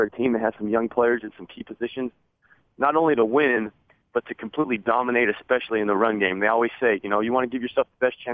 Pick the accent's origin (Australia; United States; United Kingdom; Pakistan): United States; Arizona; also born or lived in Utah; now in San Diego, United States; growing up in Arizona, I grew up with the Arizona-Arizona State rivalry